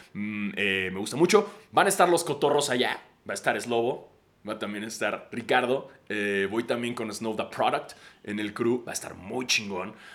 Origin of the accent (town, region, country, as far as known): Mexico